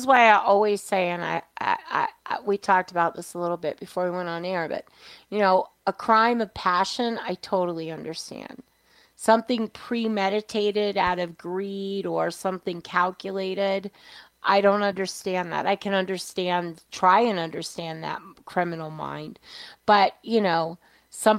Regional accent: New York, United States; I was a kid. I was a latchkey kid. I grew up in New York.

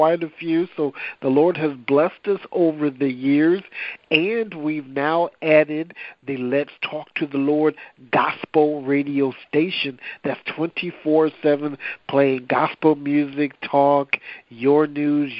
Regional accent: Rock Island, Illinois, United States; also born or lived in Quincy, Illinois / Davenport, Iowa; now in Wichita, United States; I was born in Quincy, Illinois, and raised in what is called the Quad Cities, which is like Rock Island, Illinois, and Davenport, Iowa

